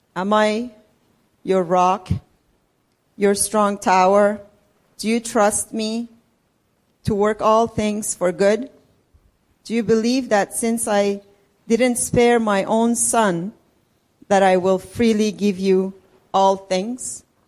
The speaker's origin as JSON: {"language": "English", "country": "Iran", "also_born_or_lived": "Richmond Hill, Canada", "moved": "as an adult", "lives_now": "Canada", "said": "I'm from Iran. I've been living in Canada with my husband and my two kids for last 30 years"}